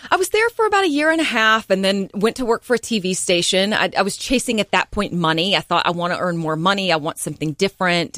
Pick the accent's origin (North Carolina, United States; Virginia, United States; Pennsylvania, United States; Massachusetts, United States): North Carolina, United States; Hickory; moved away as an adult; also born or lived in Greensboro, North Carolina / Tampa, Florida; now in Charleston, United States; I'm originally from Hickory, North Carolina, and, uh, as, you know, was born and raised there